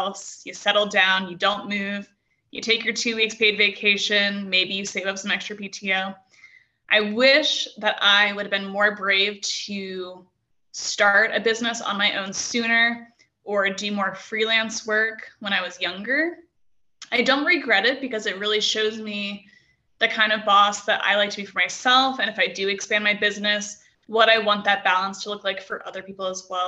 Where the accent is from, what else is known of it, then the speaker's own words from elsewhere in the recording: New England, United States; also born or lived in Santa Barbara; now in Prescott, United States; I'm from New England, so I love the seacoast